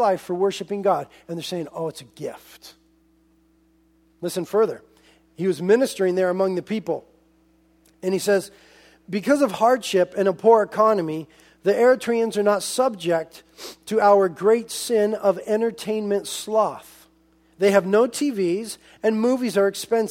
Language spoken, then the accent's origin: English; United States; as American Christians